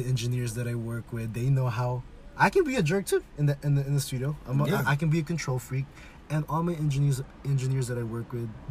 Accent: West Coast, United States; We grew up, so I was thinking about this. We grew up in the West Coast.

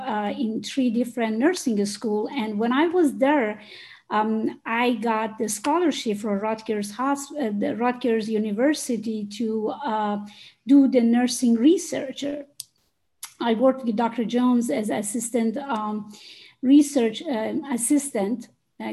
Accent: Iran; moved away as an adult; now in United States; I'm originally from Iran

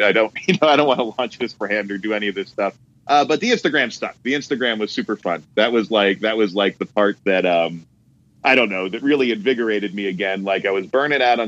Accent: Hamburg, Pennsylvania, United States; also born or lived in Harrisburg, Pennsylvania; now in Los Angeles, United States; I was born in Harrisburg, but most of my time was spent in Hamburg, Pennsylvania, which is like a little town

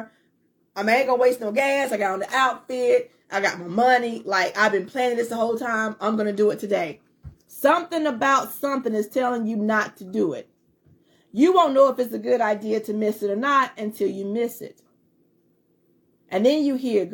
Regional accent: North Carolina, United States; also born or lived in Fayetteville, North Carolina; I'm from the country part of North Carolina

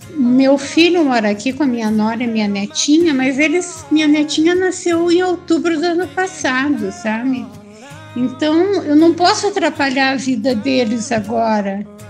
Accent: Curitiba, Paraná, Brazil; moved away as an adult; also born or lived in Bahia / Minas Gerais; now in São Paulo, Brazil; Eu sou de Curitiba, mas moro aqui em São Paulo, né? Eu saí de Curitiba já há bastante tempo, logo que eu casei

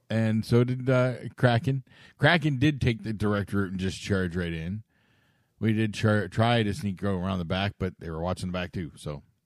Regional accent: Canada

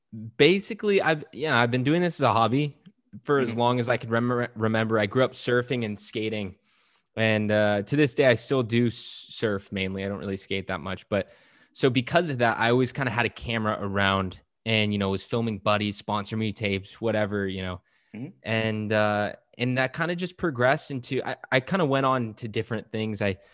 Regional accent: California, United States; now in Portugal; family and I, we moved to Portugal a couple years ago, as okay. I mentioned already. And you know, we came from California, and in California, there's a lot of really good Mexican food.

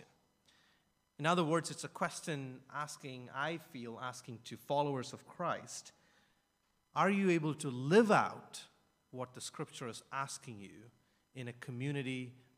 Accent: India; I'm from India

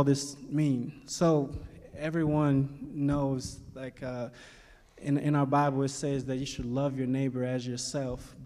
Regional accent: Cleveland, Ohio, United States; also born or lived in Kentucky; I am from Cleveland, Ohio

